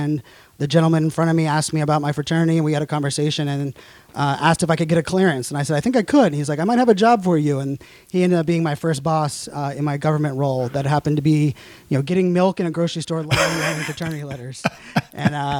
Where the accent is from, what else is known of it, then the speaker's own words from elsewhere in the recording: Pittsburgh, Pennsylvania, United States; moved away as an adult; also born or lived in Virginia / Arizona; now in Northern Virginia, United States; I'm from Pittsburgh